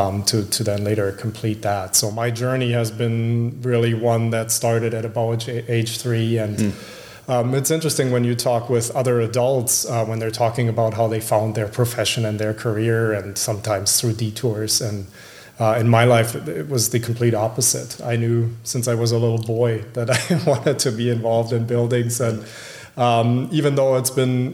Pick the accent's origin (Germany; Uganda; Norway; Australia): Germany; moved away as an adult; now in Minneapolis, United States; So I grew up in Germany. I've been here about 20 years. I came here in my late 20s.